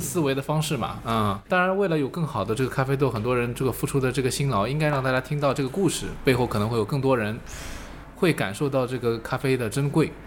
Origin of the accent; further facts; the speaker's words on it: China; 我们中国人说叫顺势而为嘛